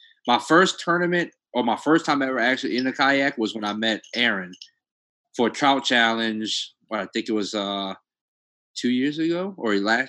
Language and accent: English; Gretna, Louisiana, United States; Yes, I was born and raised in Gretna.